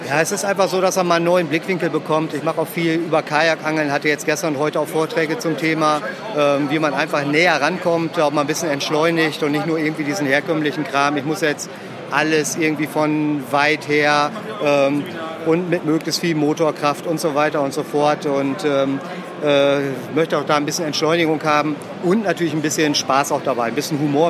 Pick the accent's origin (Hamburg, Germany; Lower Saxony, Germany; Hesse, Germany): Lower Saxony, Germany; Emsland; Ich bin im Emsland oder Ems aufgewachsen